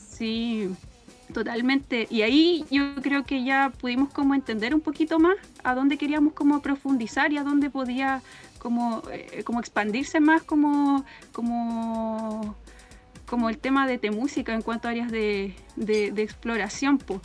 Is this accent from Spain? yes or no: no; Temuco, Araucanía, Chile; yo soy de Temuco. Mi familia materna, paterna de Cunco